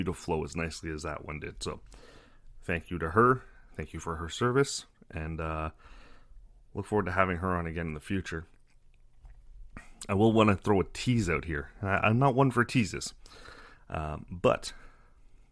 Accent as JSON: {"language": "English", "country": "Canada", "said": "I'm Canadian"}